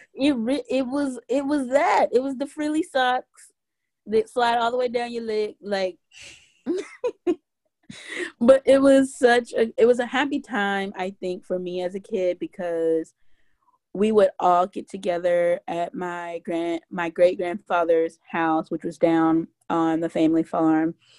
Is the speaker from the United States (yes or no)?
yes; Mississippi, United States; I grew up in Mississippi